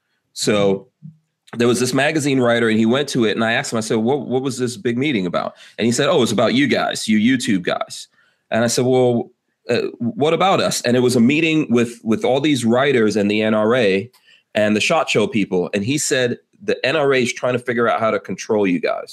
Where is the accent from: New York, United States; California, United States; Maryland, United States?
New York, United States; I'm a New Yorker myself